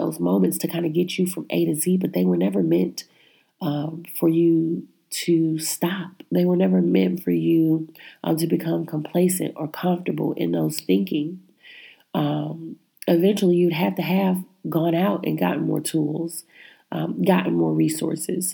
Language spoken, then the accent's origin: English; Midwest, United States; I was born in the Midwest